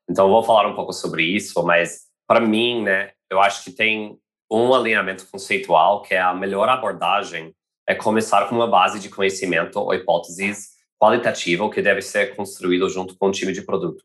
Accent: United States; now in Brazil; Sou americano

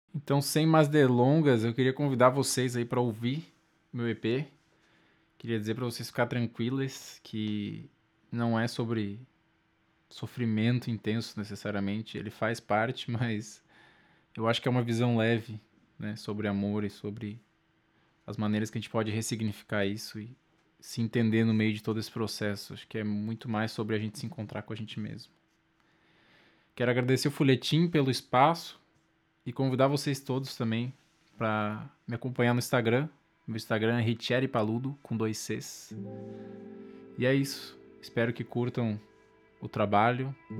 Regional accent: Lages, Santa Catarina, Brazil; now in Florianópolis, Brazil; atualmente moro em Floripa, sou de Laje, Santa Catarina

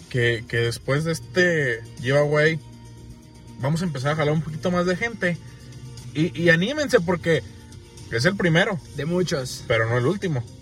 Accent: Mexico; Somos como buenos mexicanos

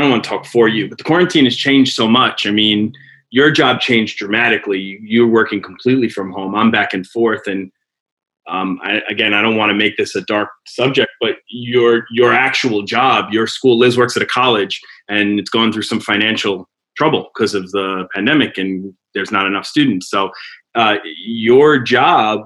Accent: the Bronx, New York, United States; I was born in the Bronx. I grew up in the suburbs

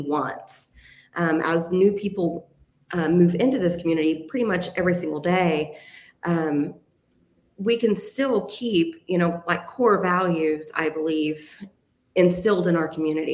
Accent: Athens, Texas, United States; moved away as an adult; also born or lived in Cedar Creek Lake area, Texas; now in Midlothian, United States; I was born and raised here in Texas. I was actually born in Athens. So I'm an East Texas girl

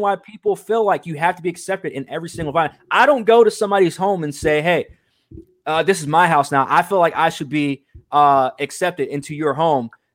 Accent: United States; I'm proud to be from America

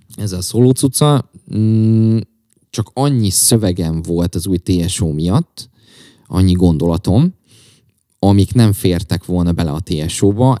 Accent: Csongrád, Csongrád-Csanád, Hungary; egyedül is Csongrádi vagyok

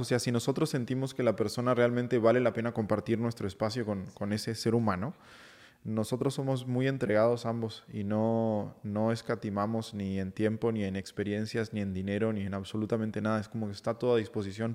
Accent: Uruguay; now in Mexico City, Mexico; yo soy de, de Uruguay

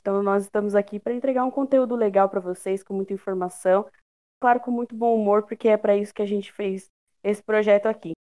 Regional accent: Brazil; eu, como uma boa brasileira raiz

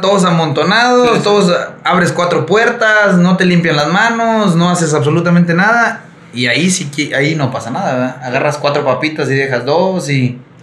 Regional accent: Mexico; nosotros como mexicanos

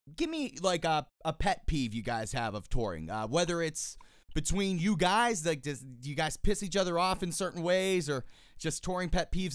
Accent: East Coast, United States; I'm obviously from the East Coast.

